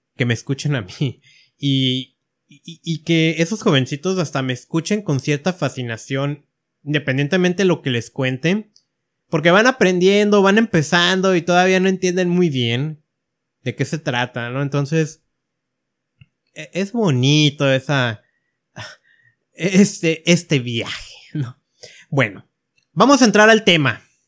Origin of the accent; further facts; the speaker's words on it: Mexico; yo que estoy en México